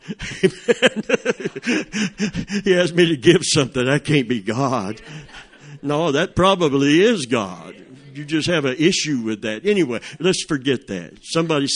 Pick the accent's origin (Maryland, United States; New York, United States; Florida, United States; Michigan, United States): Florida, United States; Plant City; I was a redneck from Plant City